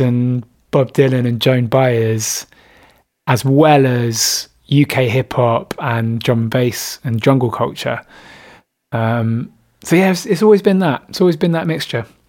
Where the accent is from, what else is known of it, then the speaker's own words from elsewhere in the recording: Bristol, South West England, United Kingdom; moved away as an adult; also born or lived in Brighton; which is my hometown